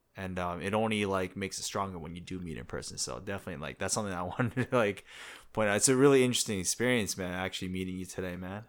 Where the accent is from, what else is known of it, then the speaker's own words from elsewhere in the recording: New Jersey, United States; moved away as an adult; now in South Korea; I'm from America, too. I'm from Jersey